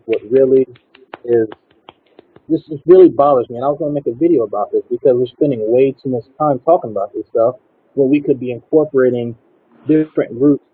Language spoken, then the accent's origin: English; Slidell, Louisiana, United States; I'm from Slido, Louisiana